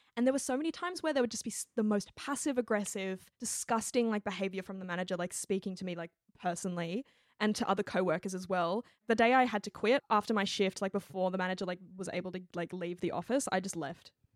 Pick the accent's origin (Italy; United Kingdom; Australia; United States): Australia; my background is, I'm Chinese Australian